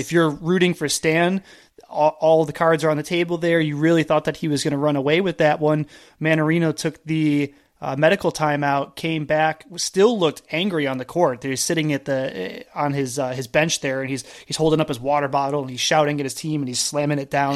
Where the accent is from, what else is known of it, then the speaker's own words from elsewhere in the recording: East Coast, United States; also born or lived in Canada; now in California, United States; I grew up on the East Coast